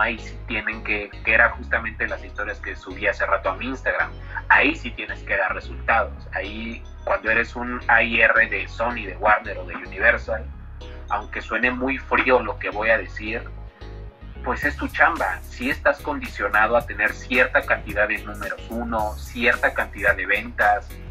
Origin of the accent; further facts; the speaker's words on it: Mexico; soy un autor de México